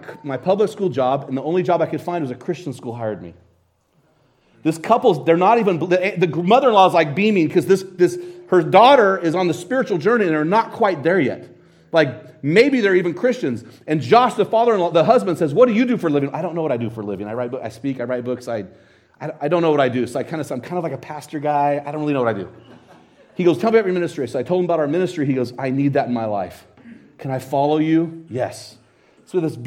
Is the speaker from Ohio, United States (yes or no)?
no; Hayden, Idaho, United States; I'm from Hayden, Idaho.